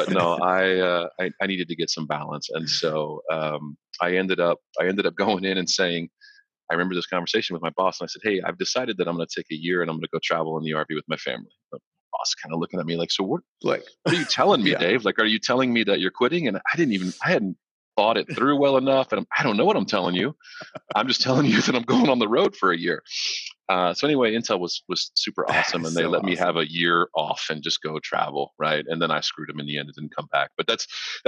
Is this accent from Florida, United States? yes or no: yes; Florida, United States; also born or lived in Lompoc, California; So we moved from Southern Cal to Florida so that he could continue working on the space shuttle program. And I grew up kind of ish here, came of age here